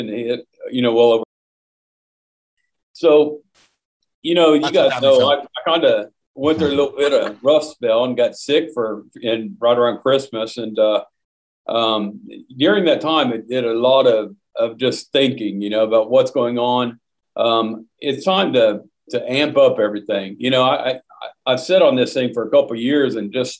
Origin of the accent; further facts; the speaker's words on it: Oklahoma, United States; my home state of Oklahoma